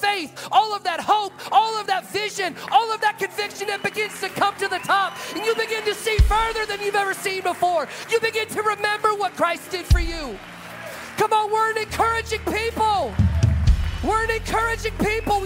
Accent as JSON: {"language": "English", "region": "the South", "country": "United States", "tie": "born or raised there", "moved": "yes", "said": "I grew up in the South"}